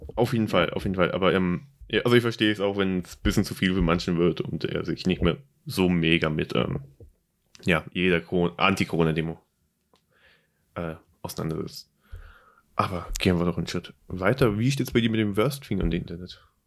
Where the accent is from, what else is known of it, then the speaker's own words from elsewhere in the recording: Germany; accent: German; Mein deutscher Akzent wie eh und je stark.